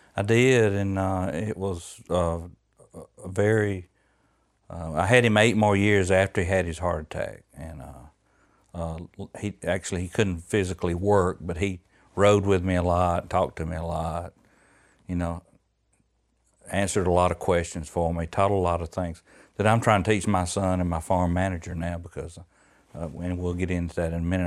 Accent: Georgia, United States; born or raised there

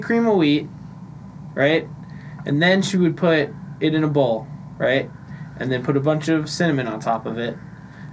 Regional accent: United States; I'm American

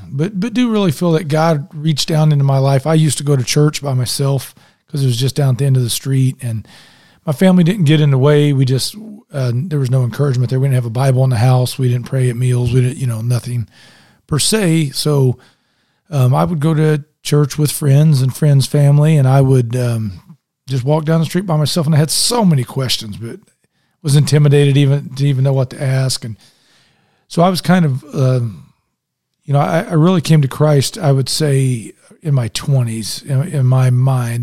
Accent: Indianapolis, Indiana, United States; now in Westfield, United States; I grew up in Indianapolis

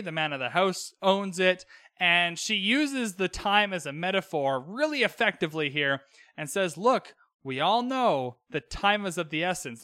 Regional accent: Vancouver, British Columbia, Canada; I grew up in Western Canada, in Vancouver

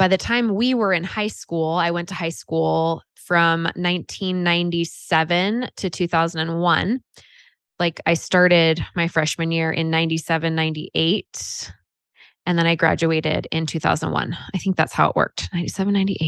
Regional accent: Half Moon Bay, California, United States; also born or lived in Chico, California; I grew up in California. And a little town, little surf town called Half Moon Bay

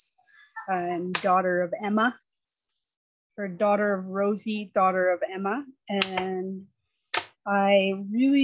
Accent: Calgary, Alberta, Canada; also born or lived in Yukon; we moved here when I was three

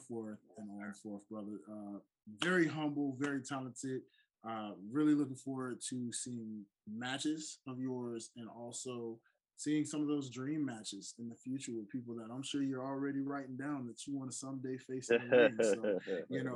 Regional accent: Memphis, Tennessee, United States; shout out to my state of Tennessee. I grew up watching Memphis Championship Wrestling

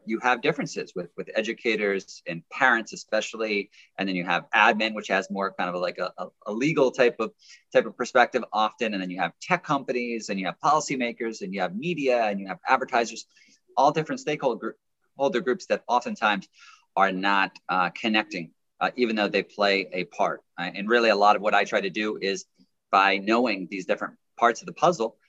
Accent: United States; also born or lived in New York; as an American and sitting in New York

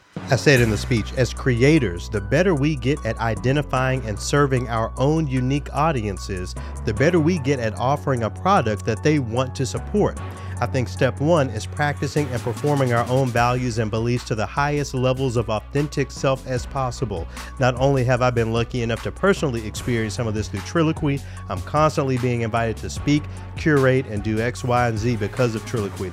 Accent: Memphis, Tennessee, United States; now in Minneapolis, United States; my hometown of Memphis

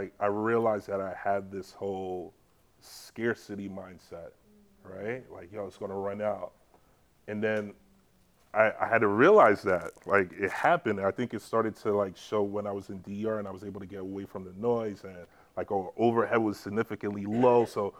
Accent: Jamaica; now in New York, United States; It kind of reminded me of my childhood when I grew up in Jamaica for high school.

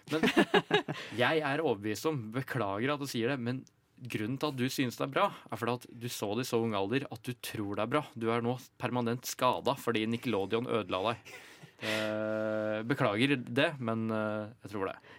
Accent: Ringebu, Innlandet, Norway; Jeg er fra Ringebu i Gudbrandsdalen.

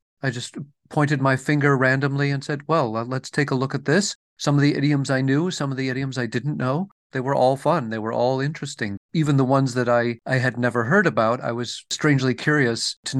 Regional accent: Detroit, Michigan, United States; accent: Midwestern; when I go back to my hometown, which is Detroit, people think I'm from someplace else. So my accent has no home. It's Midwestern and it's neutral

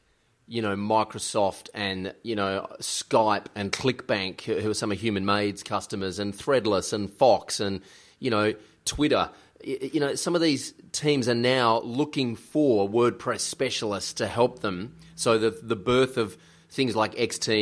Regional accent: Australia; we're Australian

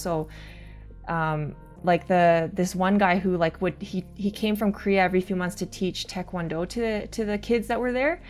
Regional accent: Calgary, Alberta, Canada; the setting I grew up in Calgary.

